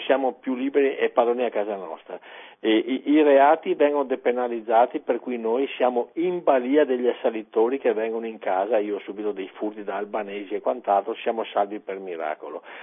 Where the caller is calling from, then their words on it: Padua, Veneto, Italy; chiamo da Padova